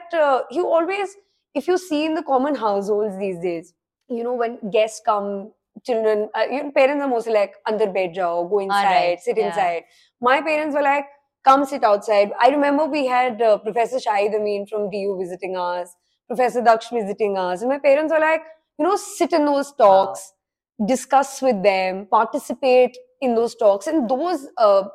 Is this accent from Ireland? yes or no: no; Ranikhet, Uttarakhand, India; I grew up in Ranikhet